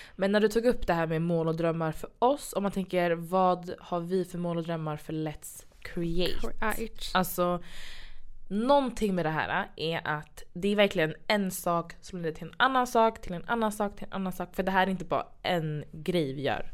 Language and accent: Swedish; Sweden; Jag är från Kenya och Ghana. Eh, East West, född i Sverige